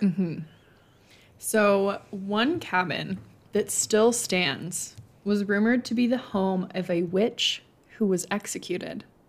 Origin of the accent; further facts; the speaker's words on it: Montana, United States; we are both from Montana and currently reside in Montana